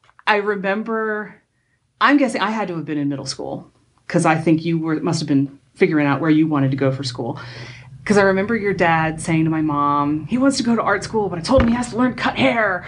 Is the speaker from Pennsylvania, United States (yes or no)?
yes; York, Pennsylvania, United States; when I was growing up in York, Pennsylvania